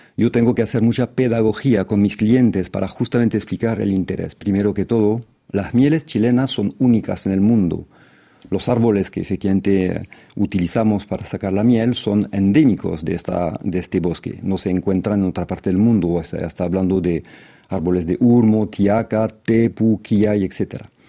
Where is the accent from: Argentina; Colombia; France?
France; como francés